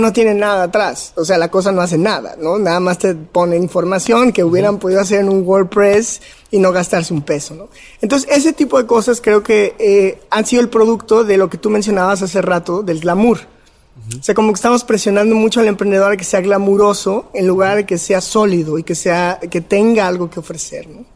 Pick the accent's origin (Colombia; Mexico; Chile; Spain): Mexico; León, Guanajuato; soy de Guanajuato, eh, crecí en la ciudad de León